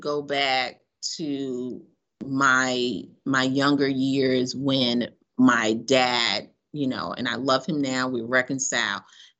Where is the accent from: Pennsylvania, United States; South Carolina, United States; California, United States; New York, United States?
New York, United States; New York City; moved away as an adult; also born or lived in Baton Rouge, Louisiana / Biloxi, Mississippi / Mobile, Alabama; now in Chicago, United States; Yes, I am definitely from, I'm originally from Brooklyn, New York. South. No, I'm from Brooklyn, New York